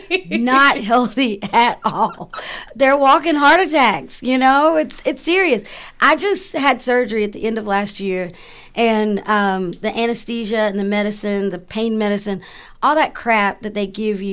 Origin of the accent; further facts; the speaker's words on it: the South, United States; I'm from the South